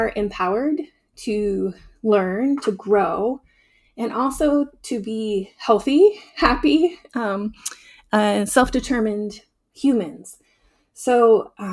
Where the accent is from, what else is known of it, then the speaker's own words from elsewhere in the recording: Southern Oregon, United States; moved away as an adult; growing up in this region